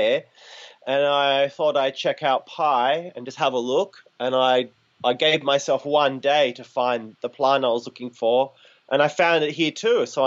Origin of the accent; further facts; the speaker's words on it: Shepparton, Victoria, Australia; I grew up in the country in an area called Nalinga, halfway between Shepparton and Benalla